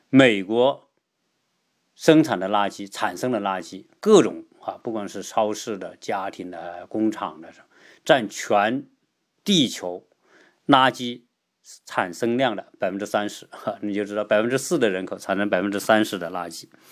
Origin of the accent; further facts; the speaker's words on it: China; 我们中国人